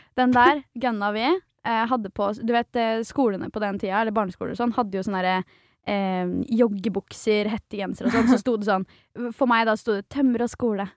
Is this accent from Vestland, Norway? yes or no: no; Svelvik, Vestfold, Norway; I Svelvik, som er der jeg er fra